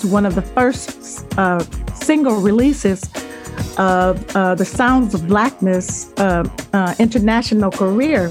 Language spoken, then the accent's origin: English; Chicago, Illinois, United States; I'm from the Chicago area